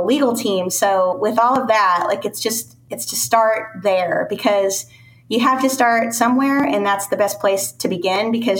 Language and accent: English; California, United States; moved away; also born or lived in Scottsdale, Arizona; I grew up in California